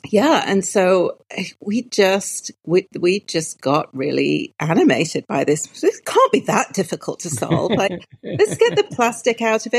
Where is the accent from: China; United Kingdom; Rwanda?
United Kingdom; Newcastle upon Tyne, North East England; moved away as an adult; So I am originally from Newcastle upon Tyne.